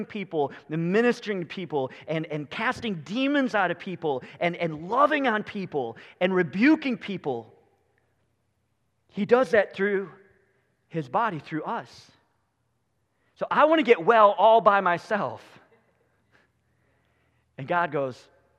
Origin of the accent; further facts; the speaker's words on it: United States; We as American Christians